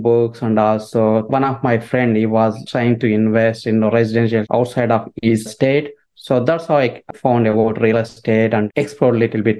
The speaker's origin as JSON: {"language": "English", "country": "India", "moved": "yes", "said": "So basically, I came from India in 2007."}